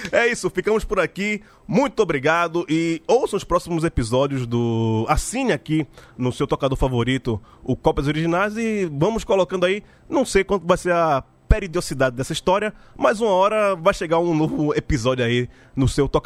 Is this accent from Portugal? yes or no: no; Pernambuco, Brazil; a gente como pernambucano